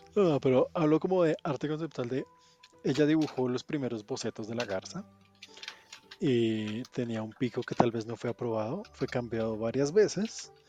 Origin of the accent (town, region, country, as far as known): Colombia